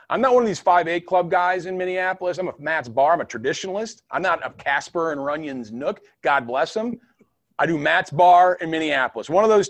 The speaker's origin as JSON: {"language": "English", "country": "Ireland", "said": "Well, as you know, I am Irish"}